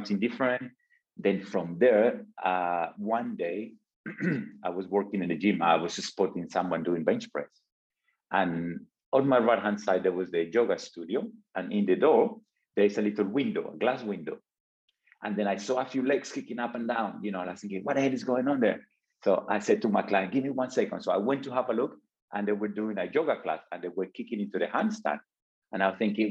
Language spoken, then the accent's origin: English; Colombia; moved away; back home. I'm from Colombia. I came from a small village